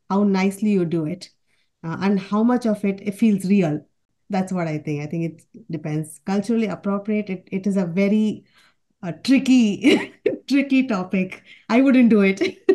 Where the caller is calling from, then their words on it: Charlotte, North Carolina, United States; Uh, I'm joining from Charlotte, North Carolina.